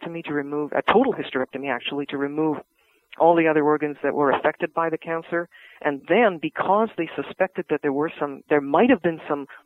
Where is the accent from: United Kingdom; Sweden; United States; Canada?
Canada; Vancouver, British Columbia; I grew up in Vancouver, close to the University of British Columbia